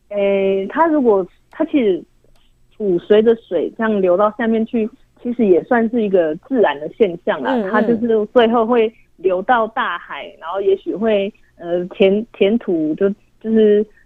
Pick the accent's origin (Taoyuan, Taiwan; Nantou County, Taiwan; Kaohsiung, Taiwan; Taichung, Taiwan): Nantou County, Taiwan; 因为我本身我本身就是南投人。